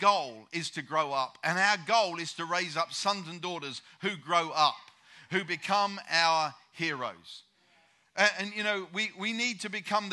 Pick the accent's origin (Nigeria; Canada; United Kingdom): United Kingdom; I'm a Brit